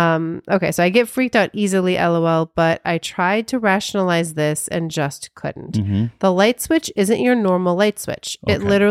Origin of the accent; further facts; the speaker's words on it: Honolulu, Hawaii, United States; I'm from Honolulu, Hawaii, born and raised, and I was living out in this little community that was built on a military base.